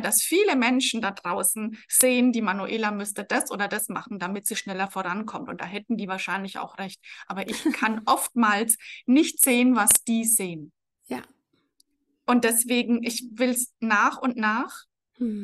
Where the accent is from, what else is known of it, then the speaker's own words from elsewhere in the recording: Franconia, Bavaria, Germany; accent: rolled R (Franconian); man hört es vermutlich, ich roll das Erraweng. Also ich bin aus Franken